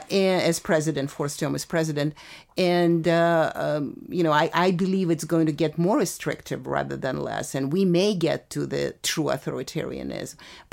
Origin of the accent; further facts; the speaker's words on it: Russia; I am really, because I know what authoritarianism is, I'm from from the Soviet Union.